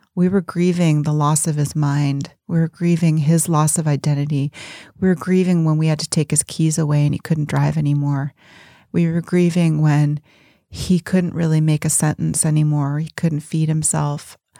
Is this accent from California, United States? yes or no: yes; Berkeley, California, United States; I grew up in Berkeley